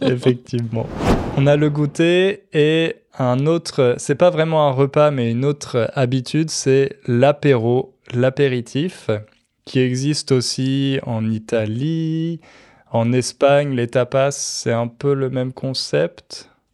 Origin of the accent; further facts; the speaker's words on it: France; chez nous, en France